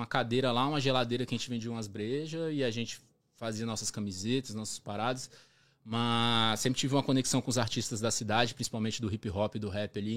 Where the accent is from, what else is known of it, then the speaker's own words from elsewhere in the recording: Brasília, Federal District, Brazil; moved away as an adult; also born or lived in Florianópolis; now in Toronto, Canada; Eu nasci em Brasília